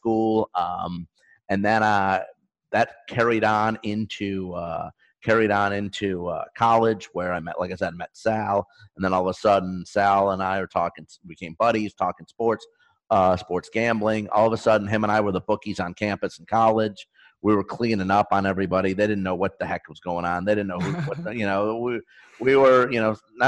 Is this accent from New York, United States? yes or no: yes; northwest of Syracuse, New York, United States; now in Arizona, United States; I grew up northwest of Syracuse, about a half hour away.